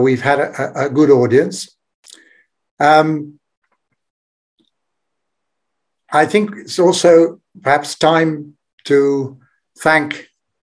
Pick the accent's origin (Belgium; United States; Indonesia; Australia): Belgium; my home country, Belgium.